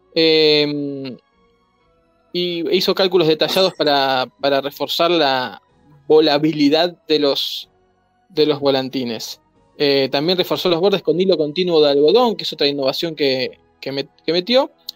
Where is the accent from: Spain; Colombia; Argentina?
Argentina; yo soy argentino